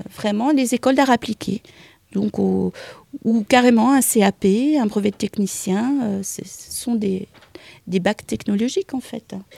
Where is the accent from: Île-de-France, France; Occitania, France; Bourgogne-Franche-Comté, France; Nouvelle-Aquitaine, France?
Bourgogne-Franche-Comté, France; the East, near Dijon; moved away as an adult; now in Pont-Scorff, France; je suis née dans l'Est, à côté de Dijon